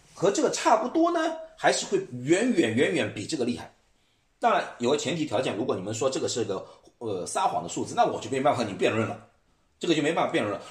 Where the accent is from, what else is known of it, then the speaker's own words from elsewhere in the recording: China; now in United States; 我们中国人